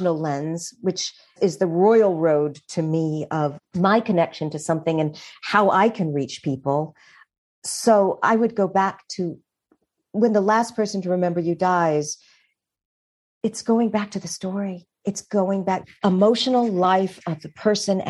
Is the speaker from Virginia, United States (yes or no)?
yes; Richmond, Virginia, United States; now in New York, United States; York is my adopted home, and it's where I feel more comfortable than anywhere in the world. But I'm from Richmond, Virginia